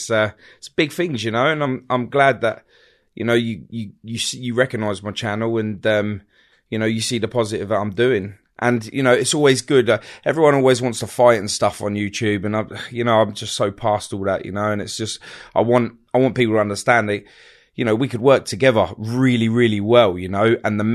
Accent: Hounslow, London, United Kingdom; born there; I was born in London, born at West Middlesex Hospital, Hounslow, Feltham, all of that area.

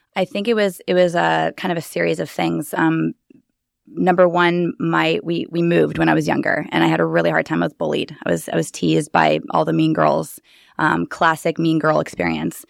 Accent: Bear Valley, California, United States; also born or lived in Los Angeles, California / San Diego, California; now in Austin, United States; originally a little tiny ski village, um, population three hundred, Bear Valley, California

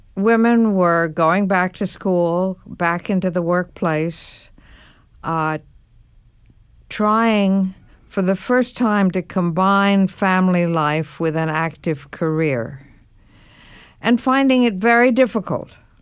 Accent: New York, United States; I should be born in what used to be called the French hospital in New York

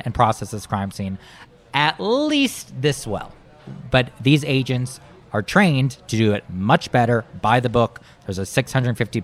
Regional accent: Marshall, Minnesota, United States; I grew up in Marshall, Minnesota, not far from a reservation.

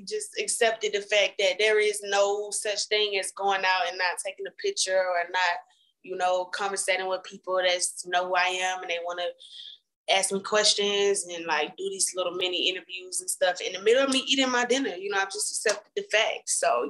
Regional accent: Atlanta, Georgia, United States; Home. Blessed to be home. Where's home? Atlanta.

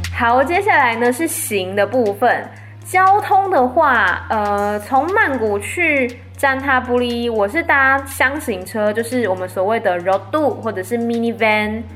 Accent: Taiwan; 我们一般在台湾讲的台语

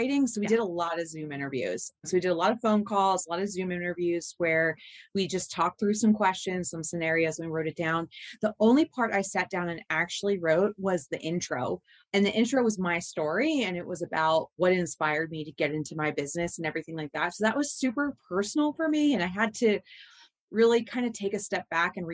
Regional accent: United States; we're both from Southern New Jersey, Delaware

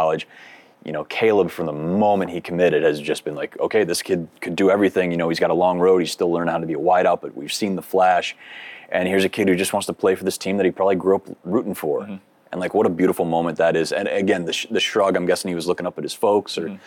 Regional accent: Iowa, United States; I'm from Iowa, and I'm an Iowa grad

